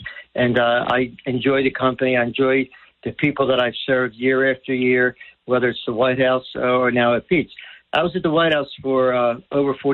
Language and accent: English; Sicily, Italy; moved away; io vengo da Sicilia